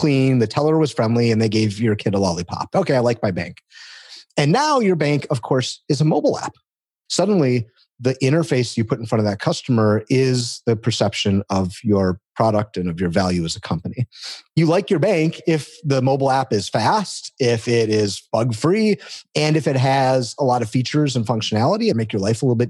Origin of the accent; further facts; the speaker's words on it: Detroit, Michigan, United States; I come from Detroit, the automotive capital of the world. And so I grew up around cars